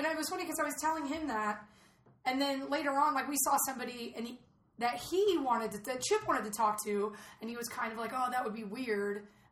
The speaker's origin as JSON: {"language": "English", "town": "Atlanta", "region": "Georgia", "country": "United States", "moved": "yes", "said": "I'm from Atlanta originally, like home of CNN."}